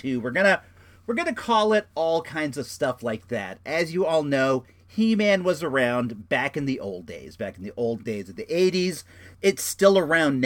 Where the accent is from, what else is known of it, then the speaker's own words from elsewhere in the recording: Santa Rosa, California, United States; also born or lived in Oak Lawn, Illinois; I'm a Santa Rosa guy. I live in Rincon Valley. I've lived here for, I don't know, 39 years now. I moved from Oaklawn, Illinois when I was in fourth grade